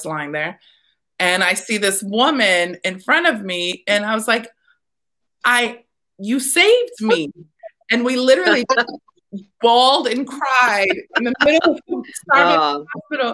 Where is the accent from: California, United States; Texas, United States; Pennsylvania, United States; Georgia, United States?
Texas, United States; moved away as an adult; now in Staten Island, United States; born and raised, I'm from Texas.